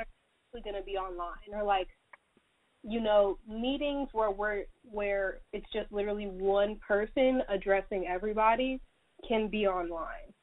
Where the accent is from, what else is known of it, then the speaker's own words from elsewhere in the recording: Atlanta, Georgia, United States; I'm from Atlanta, Georgia